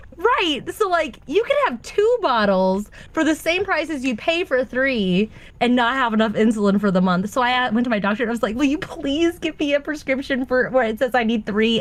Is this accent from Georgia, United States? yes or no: yes; Atlanta, Georgia, United States; I'm from Atlanta